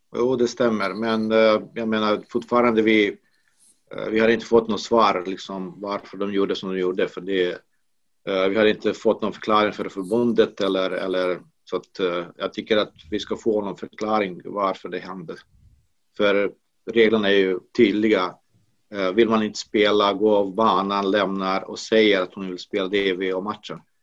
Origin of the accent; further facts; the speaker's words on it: Banja Luka, Republika Srpska, Bosnia & Herzegovina; now in Sweden; Det finns en i Banja Luka, i min hemstad